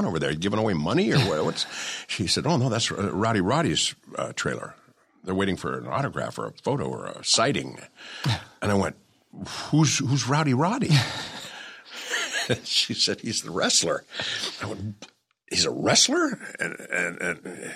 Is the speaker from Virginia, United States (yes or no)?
no; Newport Beach, California, United States; I grew up down in Newport Beach, went to Newport Harbor High